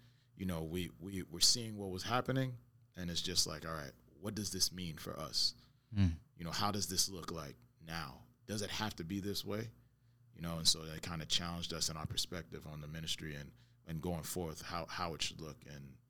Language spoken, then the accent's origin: English; Brooklyn, New York, United States; I'm coming from Brooklyn, so, you know, I know Brownsville. I know, you know what I mean? Know certain places all over New York